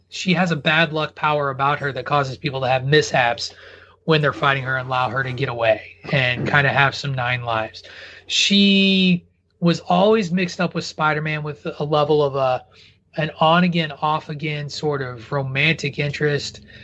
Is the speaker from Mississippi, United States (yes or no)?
no; rural Illinois, United States; I grew up in rural Illinois.